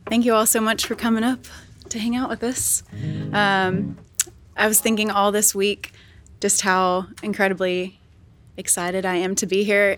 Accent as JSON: {"language": "English", "town": "Jackson", "region": "Tennessee", "country": "United States", "tie": "born or raised there", "moved": "yes", "said": "we lived in Jackson, Tennessee at the time"}